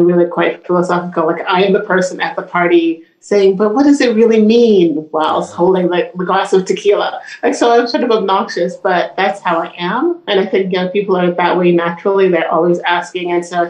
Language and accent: English; Brooklyn, New York, United States; also born or lived in Jamaica; I grew up fairly poor in Brooklyn and in Jamaica.